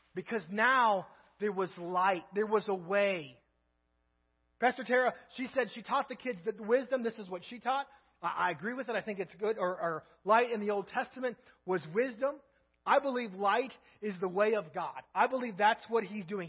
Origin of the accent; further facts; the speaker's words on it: United States; we're American